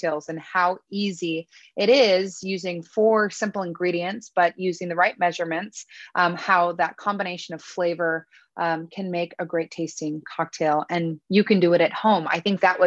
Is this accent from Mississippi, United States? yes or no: no; Northern California, United States; we're from Northern California